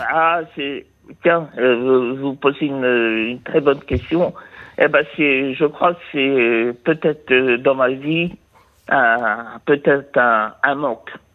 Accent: Vire, Normandy, France; je suis né à Vire, de pays de Michel Drucker.

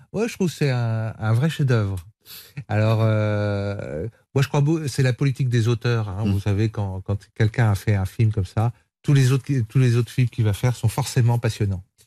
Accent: Vendée, Pays de la Loire, France; Je viens de la Vendée.

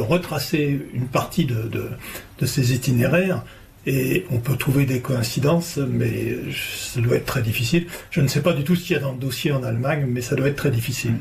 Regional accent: France; chez nous en France

